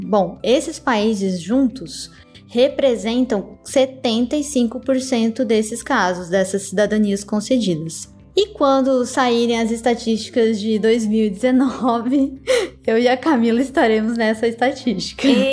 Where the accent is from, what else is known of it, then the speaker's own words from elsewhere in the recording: Santa Catarina, Brazil; Santa Catarina, que é de onde eu venho, né, daquela região é mais forte. Então eu cresci ouvindo pessoas falarem em dialeto italiano.